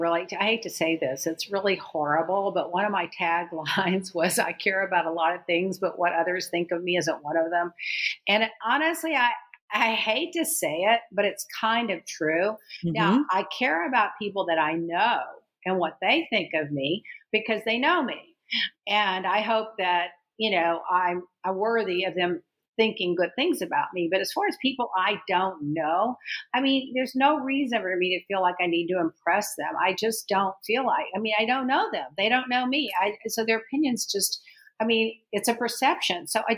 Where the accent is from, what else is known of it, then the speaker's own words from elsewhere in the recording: Texas, United States; moved away as an adult; now in Miami, United States; Yeah, I grew up in Texas, and then I immediately went to Houston